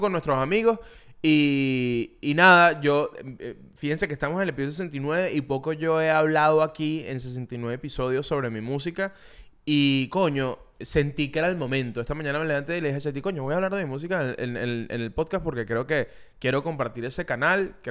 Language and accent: Spanish; Venezuela; Yo que soy venezolano